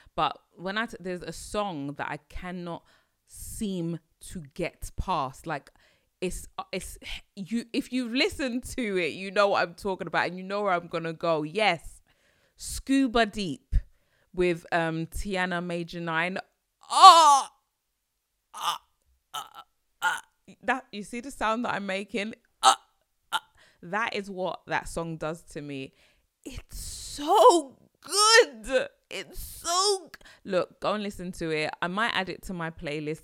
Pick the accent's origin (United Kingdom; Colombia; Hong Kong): United Kingdom; accent: British; my British accent